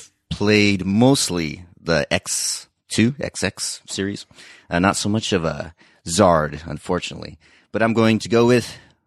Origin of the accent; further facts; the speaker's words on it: Las Vegas, Nevada, United States; now in Japan; I'm originally from Las Vegas. I've been in Japan a little under 6 years